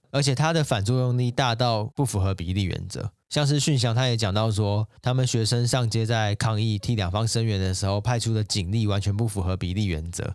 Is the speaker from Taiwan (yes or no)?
yes; Taiwan; 我们是台湾人，我们不是好莱坞人嘛